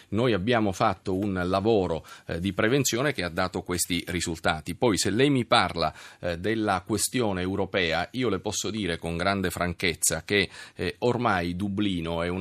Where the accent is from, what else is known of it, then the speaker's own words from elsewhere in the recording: Rome, Lazio, Italy; Io sono di qua a Roma.